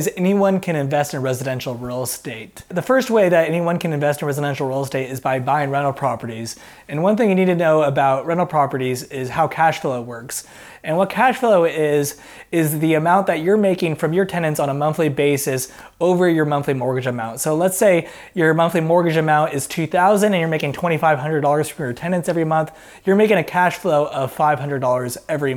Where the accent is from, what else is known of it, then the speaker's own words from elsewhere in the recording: Portland, Oregon, United States; a realtor investor in my hometown of Portland, Oregon